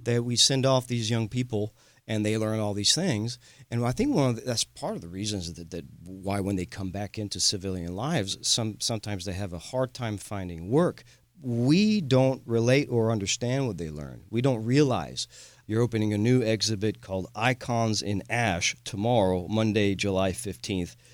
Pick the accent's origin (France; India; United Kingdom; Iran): France; moved away as an adult; now in Houston, United States; I am a Texan from France, a proud Houstonian. Uh, I moved here when I was a young man.